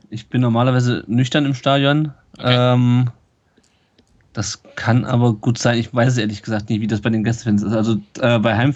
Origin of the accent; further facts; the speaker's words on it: Berlin, Germany; ich bin selber auch Berliner